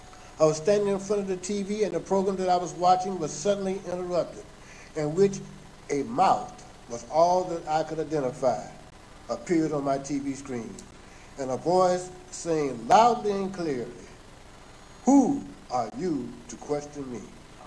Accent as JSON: {"language": "English", "region": "South Carolina", "country": "United States", "tie": "born or raised there", "also_born_or_lived": "Philadelphia", "said": "I was born in Philadelphia, Pennsylvania in 1948 and moved to South Carolina in 1952. Graduated from high school in 1966."}